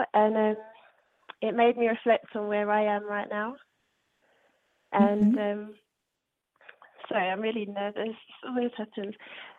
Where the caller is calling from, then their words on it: London, United Kingdom; I'm calling from London.